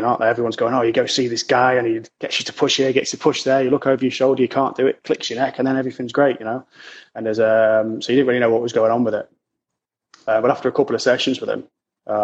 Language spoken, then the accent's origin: English; Lincoln, East Midlands, United Kingdom; But I'm originally from Lincoln, which is, for anyone who's kind of not really native, is in a city in the East Midlands, up north